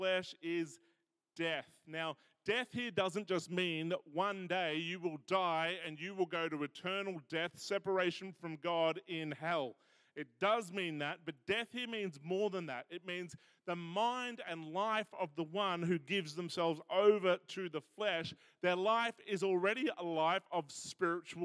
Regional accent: Australia

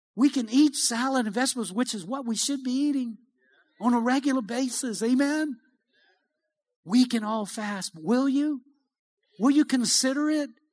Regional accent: Cajun, Louisiana, United States; I'm a Cajun

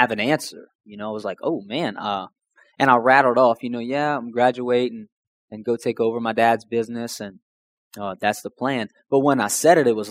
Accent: Houma, Louisiana, United States; growing up, I was from Houma, Louisiana.

